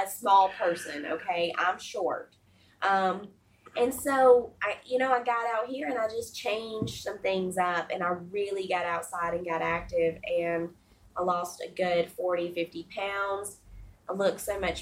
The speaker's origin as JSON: {"language": "English", "region": "the South", "country": "United States", "said": "And I'm from the South, and so I'm going to tell you, I grew up fat."}